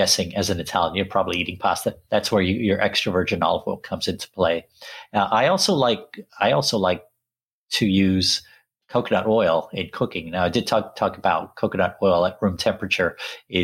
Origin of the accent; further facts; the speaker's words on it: England, United Kingdom; also born or lived in Sri Lanka; I grew up in England, even though I was born in Sri Lanka